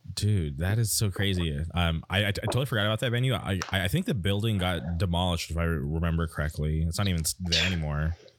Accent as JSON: {"language": "English", "region": "California", "country": "United States", "tie": "born or raised there"}